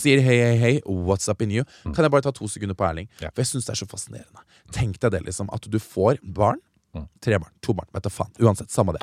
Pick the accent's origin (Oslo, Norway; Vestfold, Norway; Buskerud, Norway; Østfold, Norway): Vestfold, Norway; Stokke; lokal skistjerne hjemme i Stokke